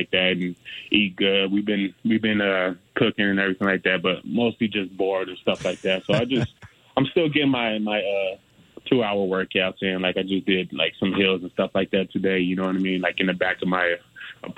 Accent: Del Rio, Texas, United States; moved away; also born or lived in Colorado; I'm from Texas originally, a little small town called Del Rio.

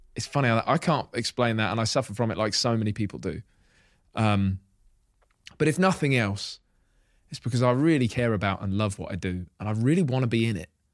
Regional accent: Hitchin, East of England, United Kingdom; moved away as an adult; living away from Hitchin, my hometown

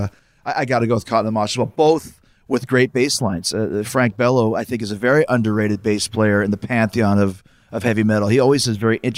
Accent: Winnipeg, Manitoba, Canada; growing up in Winnipeg, Canada

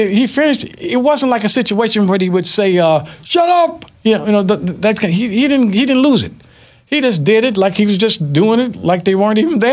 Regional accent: Red Level, Alabama, United States; moved away; also born or lived in Detroit; I was born in a little town in Alabama called Red Level

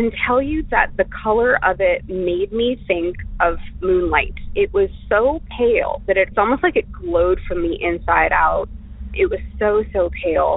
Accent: Florida, United States; moved away; I was raised in Florida

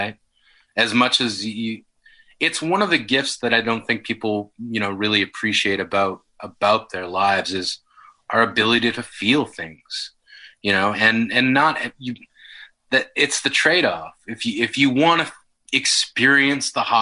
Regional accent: Yellowknife, Northwest Territories, Canada; I grew up in Yellowknife

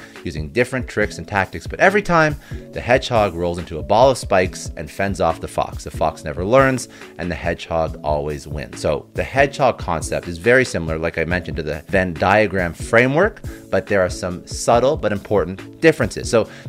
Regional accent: Canada; I'm Canadian, so I say niche

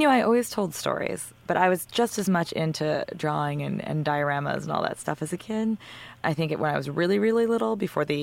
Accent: White Plains, New York, United States; I grew up in White Plains

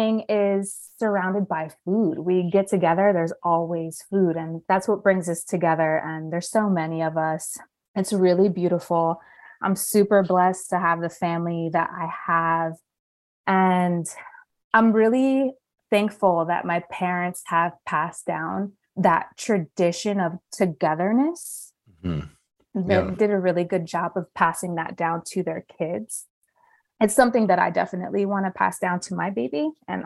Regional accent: New Jersey, United States; moved away as an adult; also born or lived in Philadelphia, Pennsylvania / Puerto Rico (ancestry); now in Los Angeles, United States; I'm from the East Coast. I was raised in New Jersey

